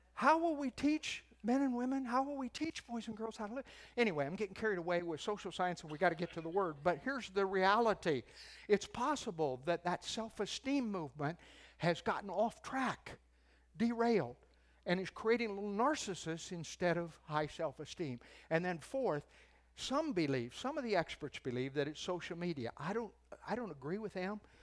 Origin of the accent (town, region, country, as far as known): United States